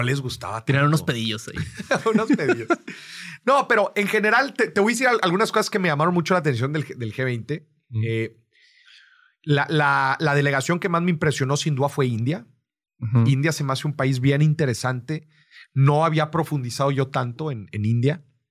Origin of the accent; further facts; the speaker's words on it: Mexico; el ser mexicano es una carta de presentación